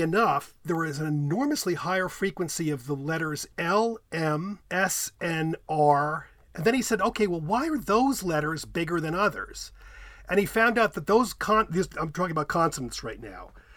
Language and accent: English; United States; accent: American English; I'm an American speaker, American English speaker